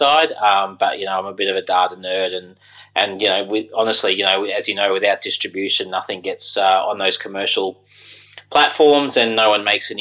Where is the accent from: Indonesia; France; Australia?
Australia; Brisbane, Queensland; moved away as an adult; also born or lived in London; I grew up in Brisbane in Australia, where I am now